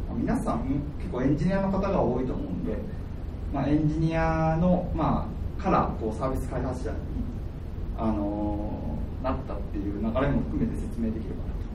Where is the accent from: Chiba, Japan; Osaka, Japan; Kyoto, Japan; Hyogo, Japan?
Kyoto, Japan; moved away as an adult; also born or lived in Hakodate; 自分は京都出身で